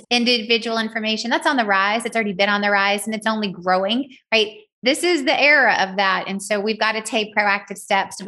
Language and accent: English; Southern, United States; accent: Southern; my Southern accent